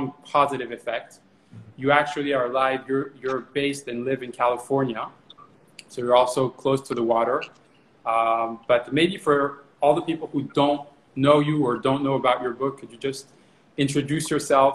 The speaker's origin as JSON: {"language": "English", "country": "France", "also_born_or_lived": "New York / Miami", "moved": "yes", "lives_now": "United States", "said": "I'm originally from France"}